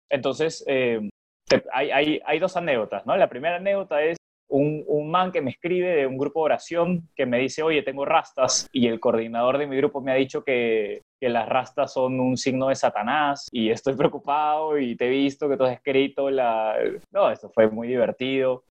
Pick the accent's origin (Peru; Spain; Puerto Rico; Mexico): Peru; moved away; yo soy peruano